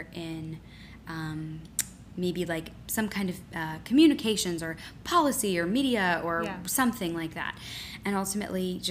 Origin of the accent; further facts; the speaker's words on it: just outside Philadelphia, Pennsylvania, United States; I grew up just outside Philadelphia